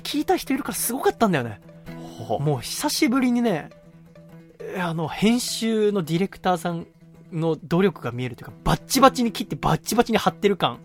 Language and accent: Japanese; Yokohama, Kanagawa, Japan; 私は生まれも育ちも横浜の人間ですから